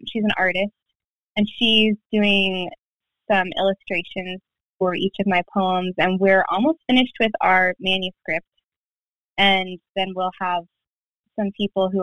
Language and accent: English; Pennsylvania, United States; moved away as an adult; now in Virginia, United States; I'm originally from Pennsylvania, living in Virginia now.